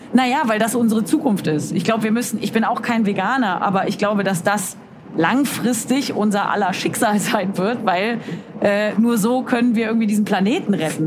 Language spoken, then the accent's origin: German; Cologne, North Rhine-Westphalia, Germany; Ich bin Kölnerin, aber ich muss auch nach Köln, weil ich arbeite